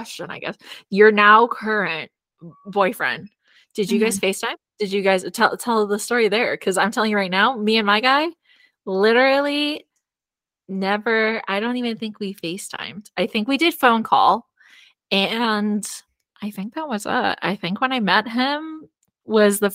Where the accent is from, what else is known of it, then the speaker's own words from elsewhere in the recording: California, United States; moved away as an adult; now in Arizona, United States; When I moved to Arizona from California